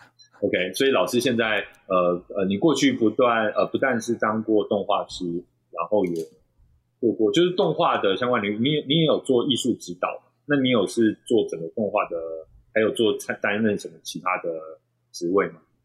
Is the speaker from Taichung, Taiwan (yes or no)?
yes; Taichung, Taiwan; 好，身为一个台中人，有时候会搞混。